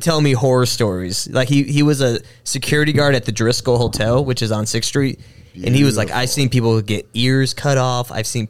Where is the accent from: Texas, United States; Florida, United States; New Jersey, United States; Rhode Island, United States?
Texas, United States; El Paso; now in Austin, United States; And I grew up in El Paso, which is a lot like how San Antonio is.